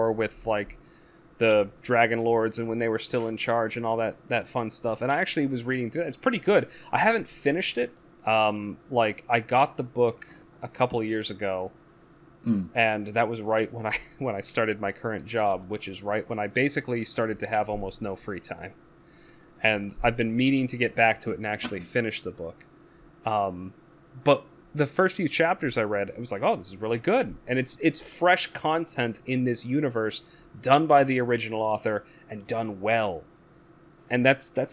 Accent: United States; as an American watching it

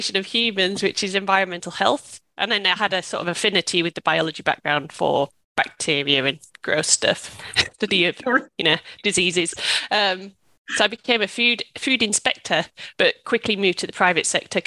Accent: United Kingdom; moved away as an adult; also born or lived in Australia; I'm British

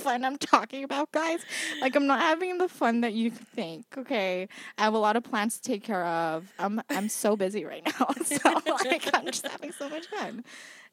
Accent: Philippines; I'm Filipino

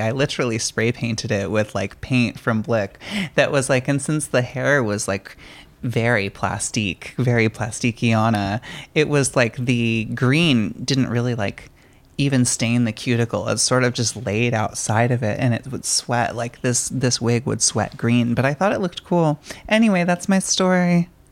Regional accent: San Diego, California, United States; I was born in San Diego, and um, like going to SeaWorld as a child was really, really cool

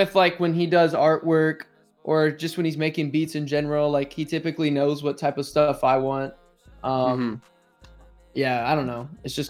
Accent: Grapevine, Texas, United States; now in Denton, United States; I'm not from Denton, Texas, but I'm there now. If y'all want to find me and murder me or something. But I'm from like Grapevine, Texas.

